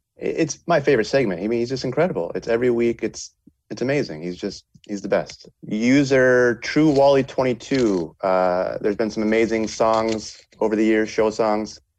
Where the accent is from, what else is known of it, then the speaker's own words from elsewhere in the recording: northern Michigan, United States; My hometown, seven thousand people in northern Michigan